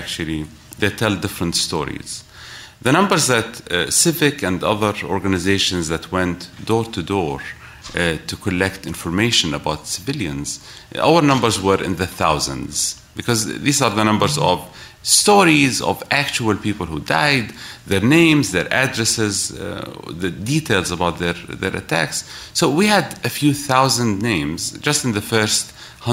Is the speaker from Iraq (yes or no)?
yes; Iraq; moved away as an adult; now in Washington, D.C., United States; I was born in Iraq, and I lived there throughout the 90s.